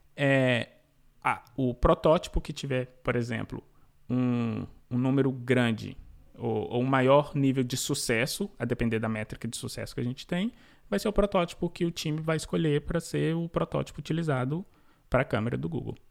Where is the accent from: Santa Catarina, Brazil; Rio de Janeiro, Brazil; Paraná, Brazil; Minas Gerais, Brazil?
Minas Gerais, Brazil; Belo Horizonte; now in New York, United States; Eu sou mineiro de B H, Nascida e crescida em B H